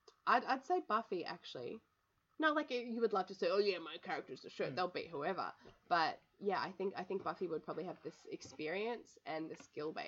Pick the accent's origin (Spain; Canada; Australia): Australia; I came all the way from Australia